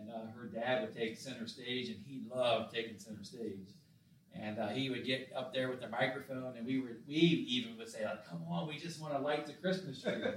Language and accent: English; Summit Point, West Virginia, United States; we had one store growing up in Summit Point. Of course, Ranson had a couple